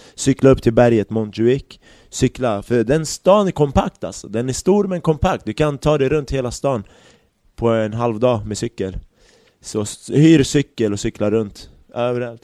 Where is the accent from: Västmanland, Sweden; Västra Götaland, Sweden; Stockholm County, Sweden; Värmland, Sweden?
Stockholm County, Sweden; Järfälla; also born or lived in Baghdad, Iraq / Barcelona, Spain; när jag växte upp i Jakobsberg